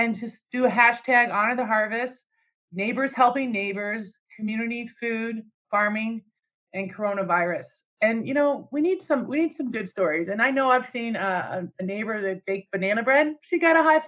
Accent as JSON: {"language": "English", "country": "United States", "said": "me as an American"}